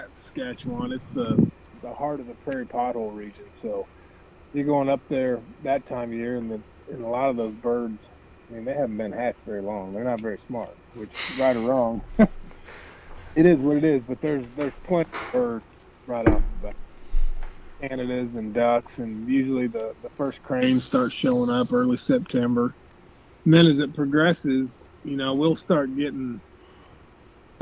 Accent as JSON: {"language": "English", "region": "Illinois", "country": "United States", "tie": "born or raised there", "moved": "as an adult", "lives_now": "Missouri, United States", "said": "I grew up in Illinois and went to school in Missouri and found all the ducks that we used to have in Illinois when I was younger, and never left"}